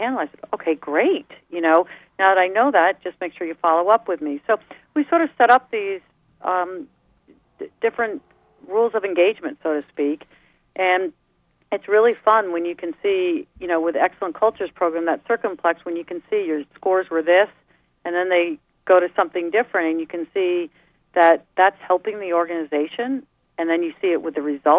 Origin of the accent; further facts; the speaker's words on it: New York, United States; moved away; also born or lived in East Coast; I'm a New Yorker, right, at heart